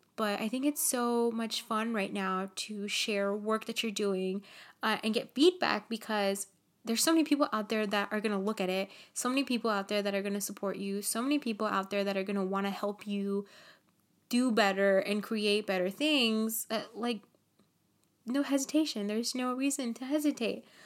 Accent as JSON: {"language": "English", "country": "Nicaragua", "said": "I'm from Nicaragua"}